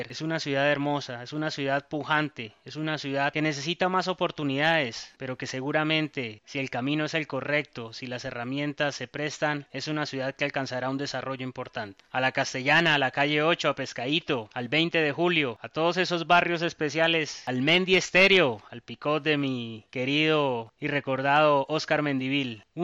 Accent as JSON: {"language": "Spanish", "town": "Santa Marta", "region": "Magdalena", "country": "Colombia", "tie": "born or raised there", "said": "poder dar un mensaje de amor a esa tierra donde nací, a la Sociedad Unión, al Inén Simón Bolívar, al Ciclón Bananero, a Mamatoco, a Minca, a La Lucha, al Pando, a todos esos barrios que tiene nuestra ciudad hermosa"}